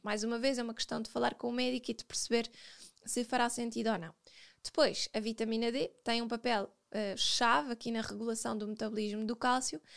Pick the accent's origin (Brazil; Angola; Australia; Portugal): Portugal; Nós, como bons portugueses